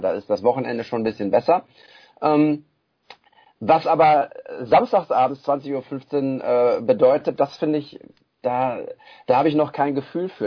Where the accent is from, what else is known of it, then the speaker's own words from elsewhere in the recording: Bochum, North Rhine-Westphalia, Germany; als Bochumer